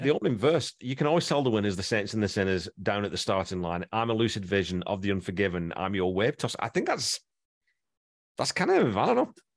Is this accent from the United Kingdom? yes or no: yes; England, United Kingdom; moved away; I grew up in England